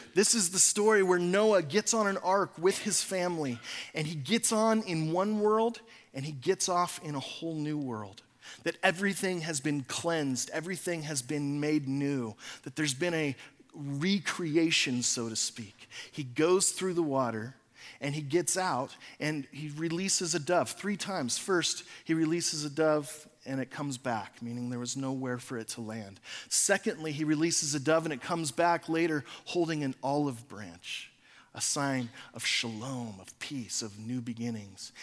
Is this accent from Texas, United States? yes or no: yes; Texas, United States; I'm from Texas.